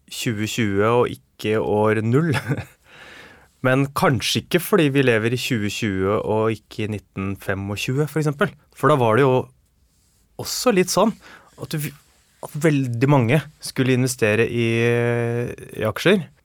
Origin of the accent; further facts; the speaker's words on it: Oslo, Norway; Jeg vokste opp på Nordberg.